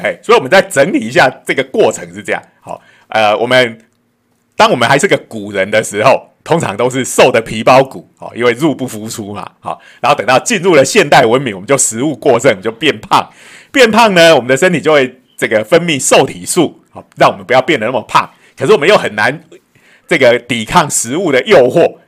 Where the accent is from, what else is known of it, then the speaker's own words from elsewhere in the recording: Taiwan; 我们台湾人